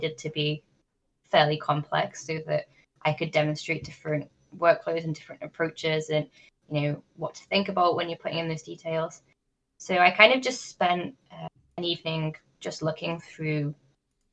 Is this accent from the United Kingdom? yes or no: yes; North West England, United Kingdom; my hometown, which is in the northwest of England